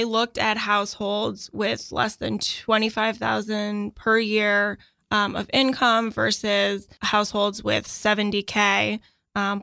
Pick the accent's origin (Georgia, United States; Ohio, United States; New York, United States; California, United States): New York, United States; New York City; I'm a New Yorker